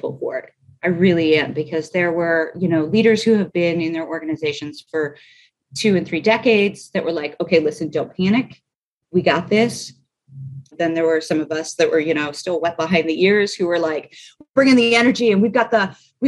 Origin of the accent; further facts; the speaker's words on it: Pennsylvania, United States; now in Nashville, United States; I'm a Yankee, I'm from Pennsylvania